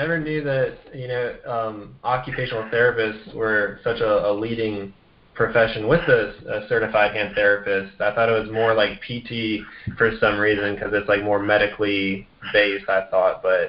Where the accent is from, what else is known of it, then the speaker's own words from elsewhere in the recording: Vienna, Austria; I grew up in Vienna, Austria, with my parents when they were working over there